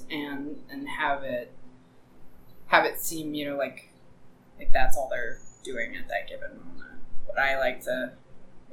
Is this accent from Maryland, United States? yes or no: yes; Hereford, Maryland, United States; I am from Hereford. So, like, northern Baltimore County